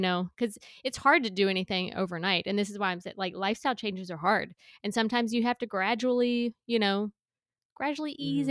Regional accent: South Carolina, United States; I grew up in a small town in South Carolina

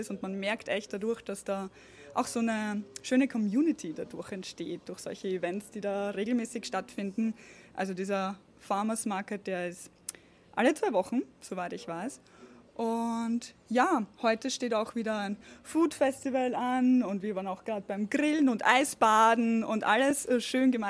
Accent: Austria; now in Germany; Ich komme ursprünglich aus Österreich, wohne aber gemeinsam mit meinem Mann in Bayern und ja, ein paar Monate jedes Jahr auch hier in El Salvador.

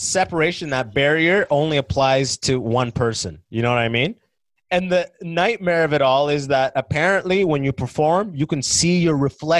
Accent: London, Ontario, Canada; now in Toronto, Canada; My story is that I grew up in London, right? The fake London. And then I went to school in a city called Waterloo, because we steal everything.

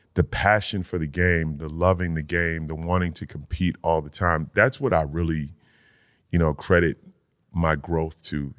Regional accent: Old Saybrook, Connecticut, United States; Old Saybrook, my, my hometown

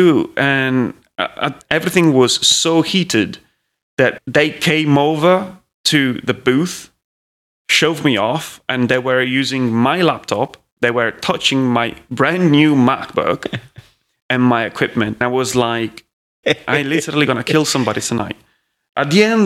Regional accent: Italy; English is a second language; moved away as an adult; now in Manchester, United Kingdom; at that time I didn't speak English as much as I'm doing it now. So I was like, in the most macaroni English you can imagine.

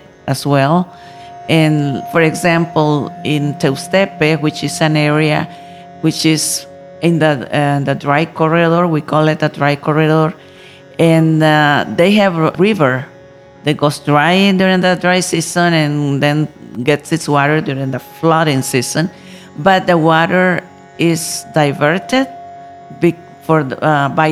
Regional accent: Nicaragua; I come from Nicaragua, country in Central America

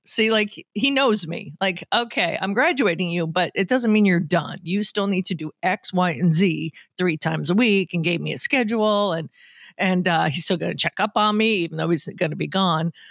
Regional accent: Boston, Massachusetts, United States; now in Minnesota, United States; my hometown Bruins

